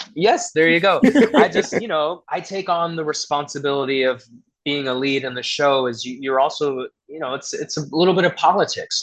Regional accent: Atlanta area, Georgia, United States; moved away; also born or lived in Boston; I'm from Georgia. I mean, I grew up in around the Atlanta area, so you know, there's a lot of it's not all too southern there

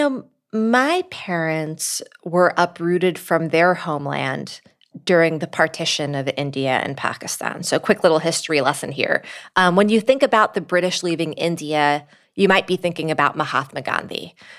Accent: Casablanca, Casablanca-Settat, Morocco; born there; And in Morocco, my parents had gotten married. And that's where me and my siblings were born. I was born in Casablanca.

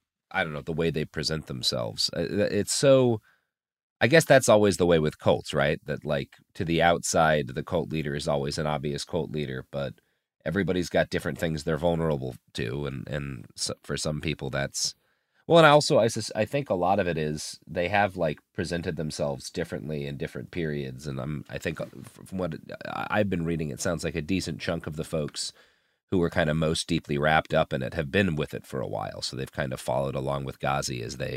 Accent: Texas, United States; With, I have to admit it as a Texan, the best barbecue in the South.

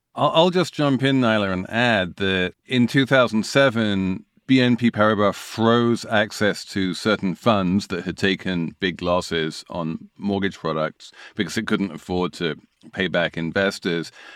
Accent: United Kingdom; I say this as a Brit

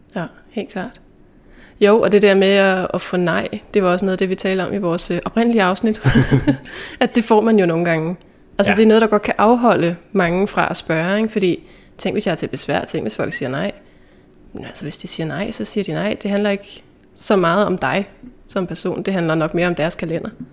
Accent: Dragør, Capital Region of Denmark, Denmark; da vi gik i gymnasiet, der boede jeg hjemme i Dragør

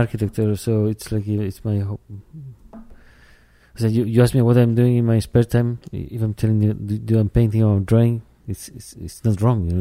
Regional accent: Chile; English is a second language; now in London, United Kingdom; I'm from Chile

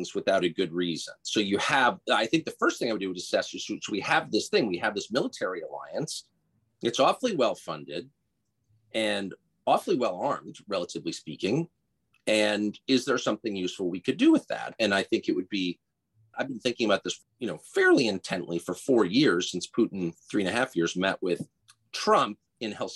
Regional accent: United States; I'm an American. I have no other passport.

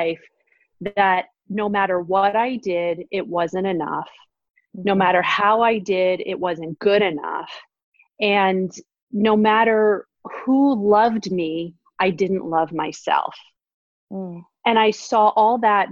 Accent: New York City, New York, United States; moved away as an adult; now in Northern California, United States; I grew up in Manhattan and am definitely a New Yorker at heart for life, even though I live in Northern California now

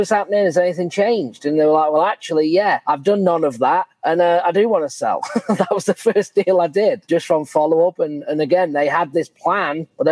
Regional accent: England, United Kingdom; moved away; I'm from England

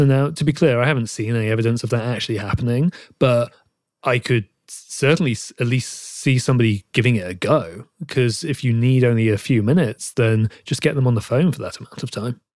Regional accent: United Kingdom; accent: British; my British accent

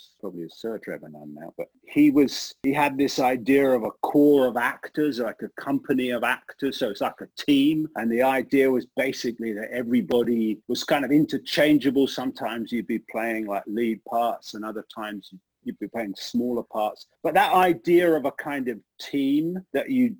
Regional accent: East Grinstead, South East England, United Kingdom; now in United States; I grew up outside of London in a town called East Grinstead in Sussex, which was about 30 or 40 miles from London.

